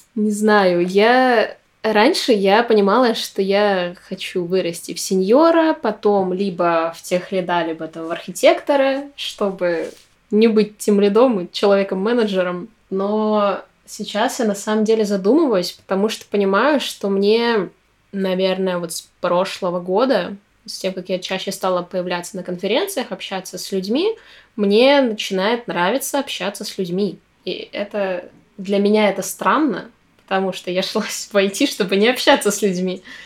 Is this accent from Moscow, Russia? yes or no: no; Kirovsk, Murmansk Oblast, Russia; moved away as an adult; also born or lived in Apatity; now in Saint Petersburg, Russia; в моем родном городе у нас два городка Кировская и Апатиты. Вот, я живу в Кировске, работала в Апатитах